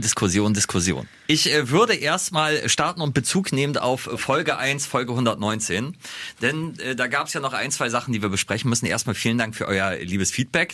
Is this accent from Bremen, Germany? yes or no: yes; Bremerhaven, Bremen, Germany; Ich komme ja aus Bremerhaven